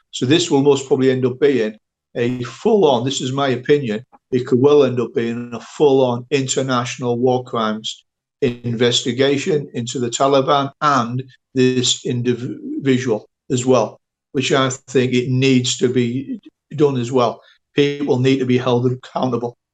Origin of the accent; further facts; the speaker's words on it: United Kingdom; I'm a British national